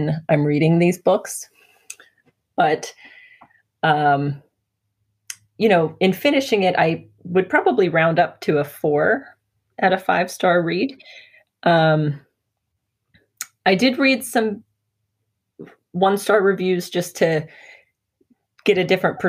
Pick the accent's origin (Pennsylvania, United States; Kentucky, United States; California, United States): Pennsylvania, United States; Pittsburgh; born or raised there